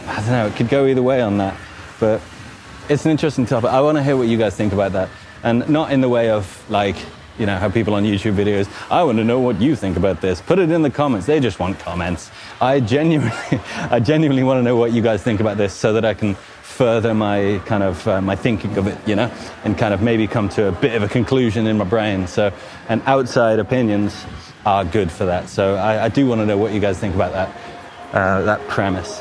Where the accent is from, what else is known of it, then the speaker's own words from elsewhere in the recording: Newport, West Midlands, United Kingdom; moved away as an adult; also born or lived in Nottingham / Coventry / Australia; Newport, actually, and it's next to kind of half an hour from Wolverhampton